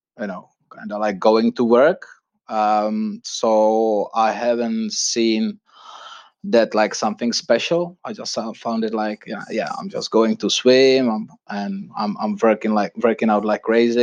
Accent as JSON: {"language": "English", "region": "Prague", "country": "Czechia", "tie": "born or raised there", "moved": "yes", "lives_now": "London, United Kingdom", "said": "I was born and raised in Prague, Czech Republic"}